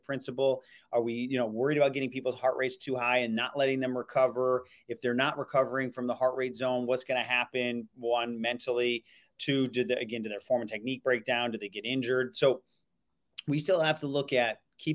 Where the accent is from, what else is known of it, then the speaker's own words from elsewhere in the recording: Elmira, New York, United States; I'm from Elmira, New York